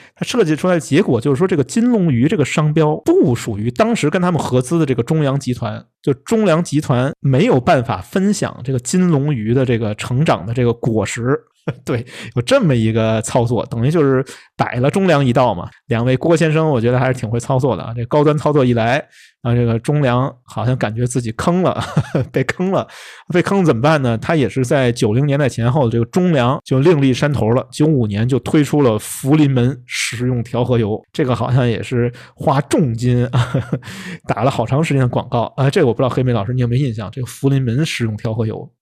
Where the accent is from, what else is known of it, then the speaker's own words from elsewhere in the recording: Beijing, China; 这可能我们北京人爱吃这东西啊